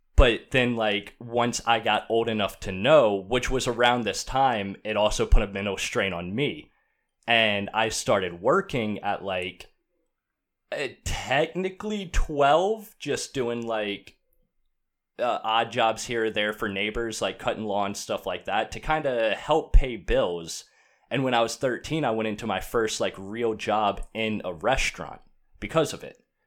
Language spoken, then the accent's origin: English; Outer Banks, North Carolina, United States; I grew up on the Outer Banks of North Carolina beach town